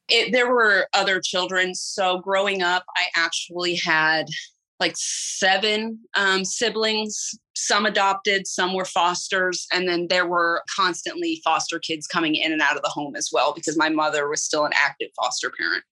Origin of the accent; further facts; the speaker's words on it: Illinois, United States; I was raised in Illinois